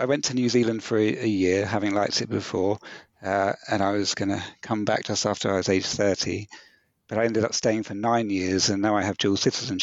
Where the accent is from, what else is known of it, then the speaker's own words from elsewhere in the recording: New Forest, South East England, United Kingdom; also born or lived in Bournemouth / Southampton; Bournemouth, which is essentially my hometown. I grew up in the New Forest, but that was the biggest town nearby.